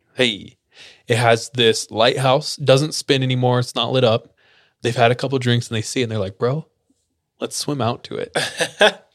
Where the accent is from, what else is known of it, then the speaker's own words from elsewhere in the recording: Fresno, California, United States; I grew up in Fresno, which is dog doo doo.